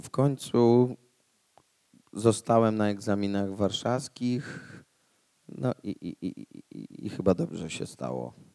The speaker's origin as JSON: {"language": "Polish", "town": "Łódź", "region": "Łódź Voivodeship", "country": "Poland", "said": "Ja jestem z Łodzi"}